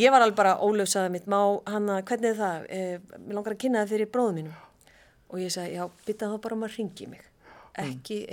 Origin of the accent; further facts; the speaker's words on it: Reykjavík, Capital Region, Iceland; Ég var bara upp í Árbæ þegar ég var úlingur